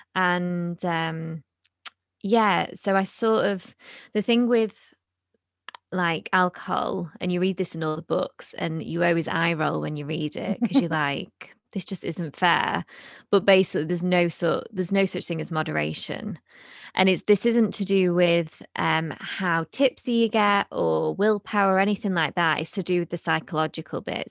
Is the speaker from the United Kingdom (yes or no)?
yes; United Kingdom; we're British